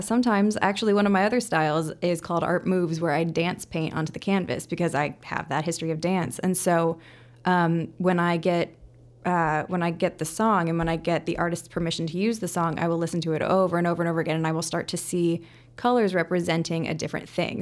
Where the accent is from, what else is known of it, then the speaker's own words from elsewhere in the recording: Indianapolis, Indiana, United States; moved away as an adult; now in Chicago, United States; I grew up in Indianapolis.